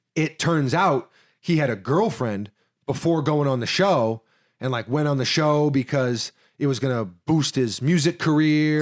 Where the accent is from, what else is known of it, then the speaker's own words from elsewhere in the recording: New York City, New York, United States; me growing up in New York Ci, New York City